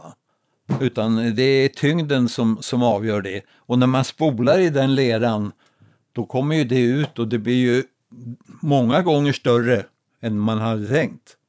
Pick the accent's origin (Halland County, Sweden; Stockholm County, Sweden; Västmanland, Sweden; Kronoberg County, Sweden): Stockholm County, Sweden; Roslagen; är född och uppvuxen i Roslagen